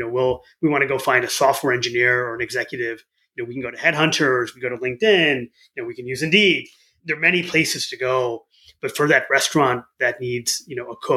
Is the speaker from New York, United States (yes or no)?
no; Southeast Michigan, United States; I grew up in Southeast Michigan. My parents had immigrated here from India